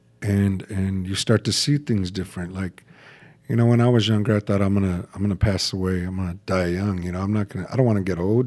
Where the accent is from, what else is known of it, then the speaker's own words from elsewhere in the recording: Fontana, California, United States; also born or lived in Bloomington, California / Rialto, California / San Bernardino; I was born in 1974 in Kaiser Hospital in Fontana, California